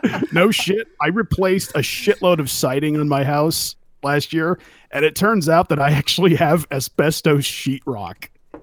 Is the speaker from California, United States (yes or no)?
yes; California, United States; I grew up in California